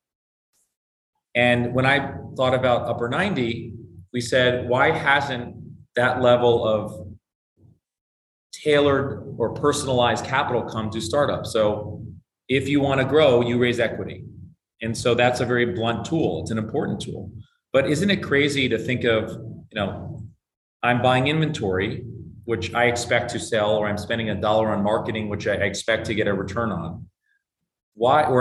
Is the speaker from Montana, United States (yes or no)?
no; Bethesda, Maryland, United States; I grew up in Bethesda, Maryland